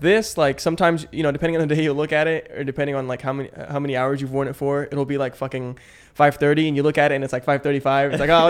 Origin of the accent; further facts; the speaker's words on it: Palo Alto, California, United States; born there; also born or lived in South San Francisco / Manila; So I was born in Palo Alto in 1998.